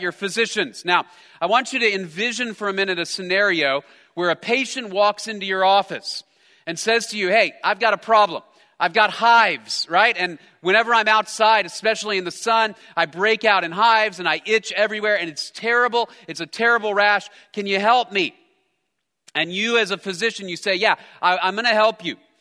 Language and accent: English; United States; I'm an American